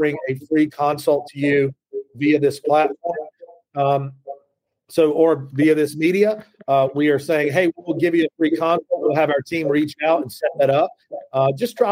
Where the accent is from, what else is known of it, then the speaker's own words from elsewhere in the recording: the South, United States; accent: Southern; as a Southerner, when I say law, it comes out somewhere around L-A-W-R